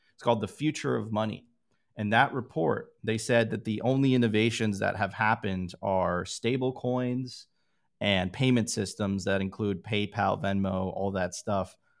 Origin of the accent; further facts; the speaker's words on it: Miami, Florida, United States; I grew up there. That was my hometown